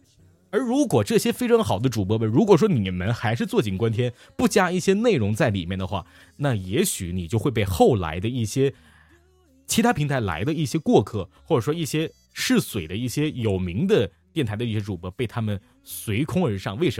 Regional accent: Liaoning, China; 也许我们辽宁人还有很多帅气的小伙子呢，

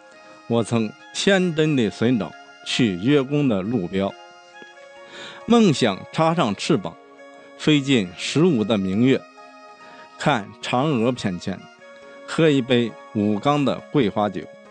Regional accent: Anhui, China; now in Hangzhou, China

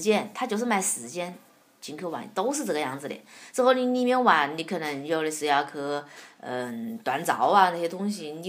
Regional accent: Wuhan, Hubei, China; accent: Wuhan dialect; 我我怕是武汉话

